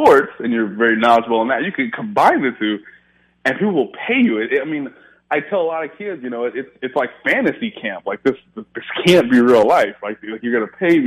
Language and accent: English; Midwest, United States; also born or lived in Miami, United States; now in Indianapolis, United States; I grew up in the Midwest, so it wasn't like I would go to the beach every day